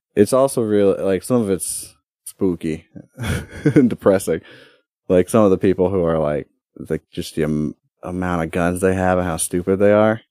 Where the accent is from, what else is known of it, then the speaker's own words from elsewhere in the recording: United States; my God-given right as a American